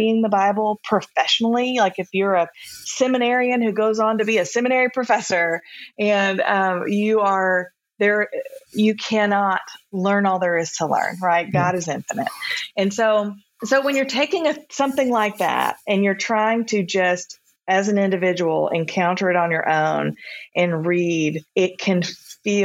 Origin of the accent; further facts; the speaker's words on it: the South, United States; I grew up in the South